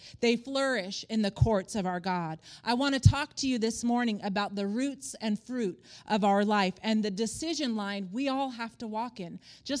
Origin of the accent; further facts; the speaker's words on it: Palm Springs, California, United States; also born or lived in Stockholm, Sweden / Colorado; I was born in Stockholm, Sweden. My parents were missionaries there. Then we went to Northern California, Colorado. But I would say my roots are Palm Springs, California.